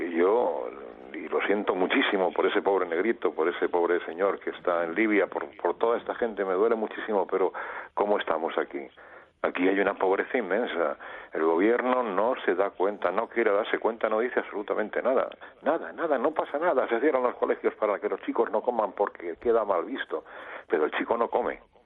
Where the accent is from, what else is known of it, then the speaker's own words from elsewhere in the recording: Madrid, Community of Madrid, Spain; moved away; soy madrileño, aunque vivo aquí